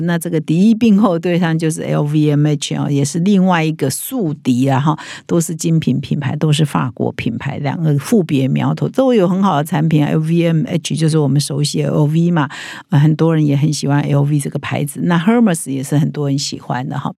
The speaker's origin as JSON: {"language": "Chinese", "country": "Taiwan", "said": "其实对我们台湾人"}